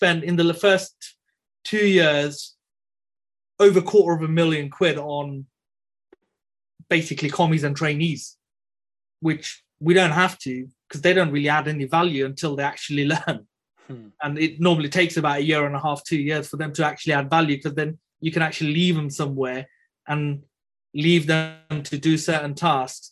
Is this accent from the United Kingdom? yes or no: yes; Birmingham, West Midlands, United Kingdom; I'm a Brummie born and bred